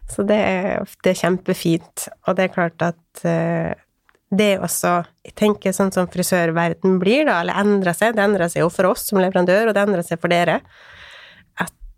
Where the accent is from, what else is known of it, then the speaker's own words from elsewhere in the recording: Åndalsnes, Møre og Romsdal, Norway; now in Sørlandet, Norway; Jeg er opprinnelig fra Åndalsnes